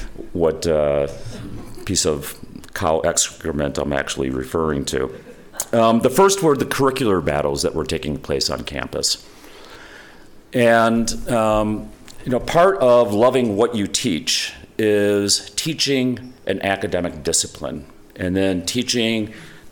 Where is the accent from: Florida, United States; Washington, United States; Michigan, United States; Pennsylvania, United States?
Michigan, United States; Holland; I grew up in Holland, Michigan, so I was, you know, teaching a few blocks from where I grew up.